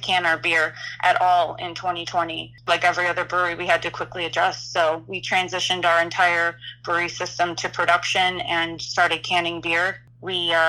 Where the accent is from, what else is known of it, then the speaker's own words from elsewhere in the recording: Illinois, United States; now in Philadelphia, United States; I'm originally from Illinois